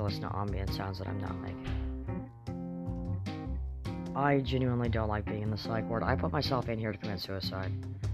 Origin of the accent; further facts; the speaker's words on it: Kamloops, British Columbia, Canada; I'm from Kamloops